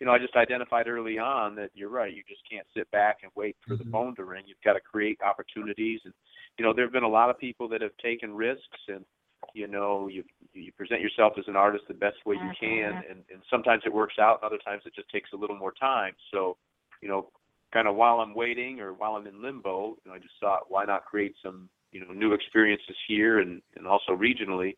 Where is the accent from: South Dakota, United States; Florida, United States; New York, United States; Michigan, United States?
Michigan, United States; Lansing; born or raised there